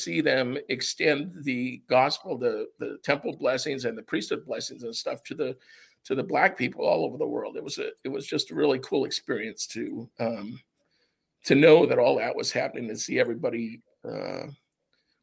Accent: United States; also born or lived in Japan; as an American

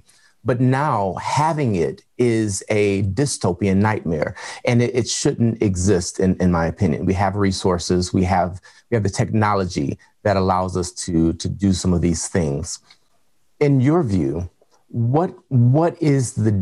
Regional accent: Detroit, Michigan, United States; I'm from Detroit and have family in Flint

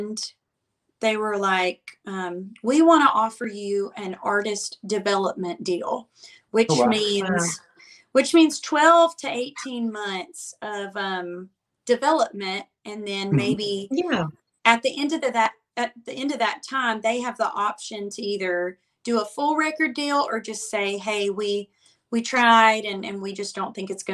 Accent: Muscle Shoals, Alabama, United States; accent: Alabama; moved away as an adult; now in Nashville, United States; I'm from Muscle Shoals, Alabama originally. And in high school, I played out just everywhere that I could

